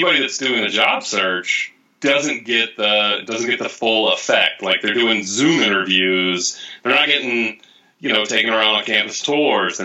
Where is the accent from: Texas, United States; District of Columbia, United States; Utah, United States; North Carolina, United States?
North Carolina, United States; also born or lived in suburban Detroit; now in Detroit, United States; I'm from North Carolina, where we have the Charlotte Hornets